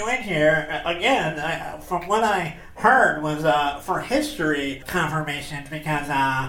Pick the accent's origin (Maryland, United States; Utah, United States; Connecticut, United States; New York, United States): New York, United States; New York City; I am from Brooklyn, but it has nothing to do with me being Jewish.